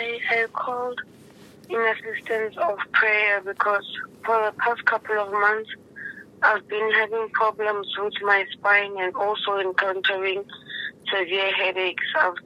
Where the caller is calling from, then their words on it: Lephalale, Limpopo, South Africa; I'm calling from Lephalale.